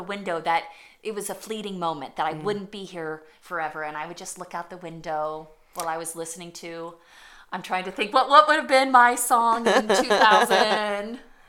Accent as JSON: {"language": "English", "town": "Gallatin", "region": "Missouri", "country": "United States", "tie": "born or raised there", "moved": "as an adult", "lives_now": "Nebraska, United States", "said": "growing up in Gallatin, Missouri, population 2000"}